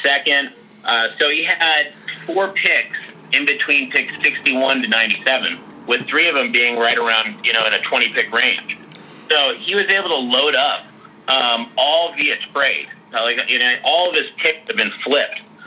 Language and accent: English; San Francisco, California, United States; my hometown team